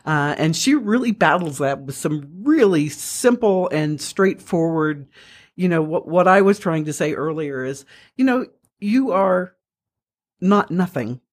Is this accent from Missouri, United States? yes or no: yes; Missouri, United States; I'm from Missouri. I'm a Missouri mule